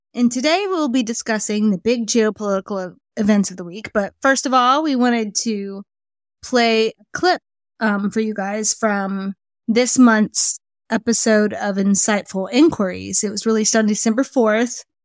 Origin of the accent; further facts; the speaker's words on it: United States; we're American